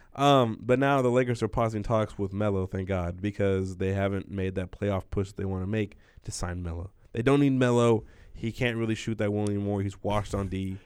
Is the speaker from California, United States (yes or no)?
yes; Southern California, United States; moved away; since we're from Southern California.